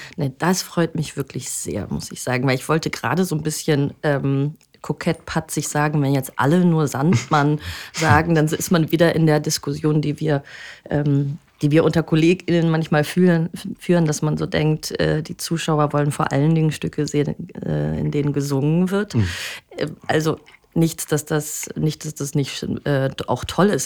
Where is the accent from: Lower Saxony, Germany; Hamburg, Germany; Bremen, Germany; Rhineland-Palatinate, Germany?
Bremen, Germany; ich komme ähm, aus Bremen